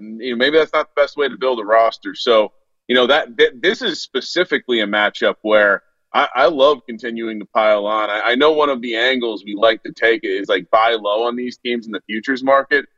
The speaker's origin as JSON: {"language": "English", "region": "New Jersey", "country": "United States", "tie": "born or raised there", "said": "growing up in New Jersey"}